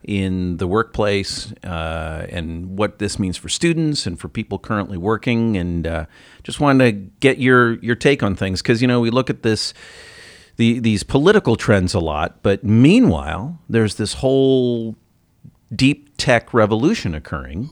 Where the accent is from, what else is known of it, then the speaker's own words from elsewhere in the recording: Ohio, United States; That's, that's my home state. That's where I'm from